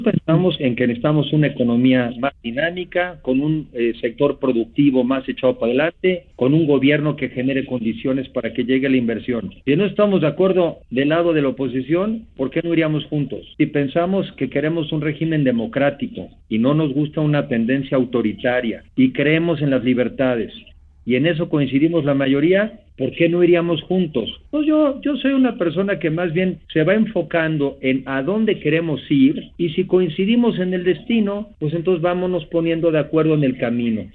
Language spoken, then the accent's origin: Spanish; Mexico